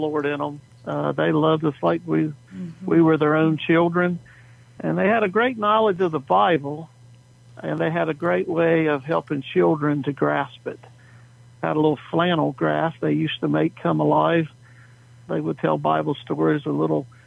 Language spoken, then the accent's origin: English; Harkers Island, North Carolina, United States; moved away; I was born and raised on the Outer Banks of North Carolina